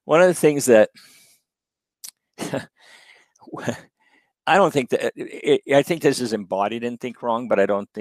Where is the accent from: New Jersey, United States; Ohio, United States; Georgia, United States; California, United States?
California, United States; Berkeley; being born in Berkeley and growing up in California